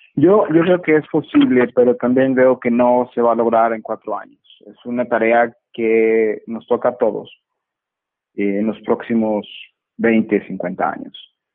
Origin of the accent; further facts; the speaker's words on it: Monterrey, Nuevo León, Mexico; moved away; me encuentro en mi ciudad natal, en Monterrey